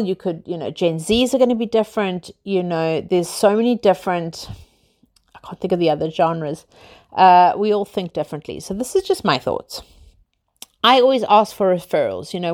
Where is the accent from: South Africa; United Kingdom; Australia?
South Africa; I'm South African, as you guys know from my dodgy accent. I grew up literally living in the sunshine, outdoors, on the beach